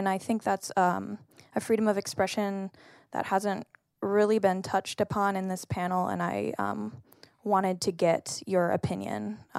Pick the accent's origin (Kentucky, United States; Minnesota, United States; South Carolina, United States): Minnesota, United States; I'm also from Minnesota